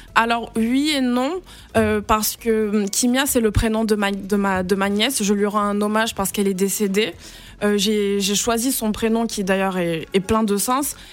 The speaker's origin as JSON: {"language": "French", "country": "Senegal", "tie": "born or raised there", "said": "je suis née, j'ai grandi au Sénégal"}